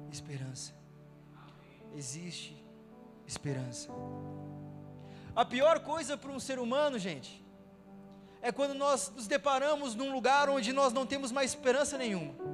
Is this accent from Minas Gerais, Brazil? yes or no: no; Rio Grande do Sul, Brazil; moved away as an adult; now in Brasília, Brazil; logo que eu tinha vindo para Brasília, eu vim lá do Rio Grande do Sul para cá